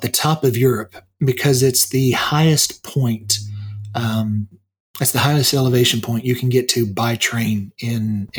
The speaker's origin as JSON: {"language": "English", "country": "United States", "said": "I'm an American too"}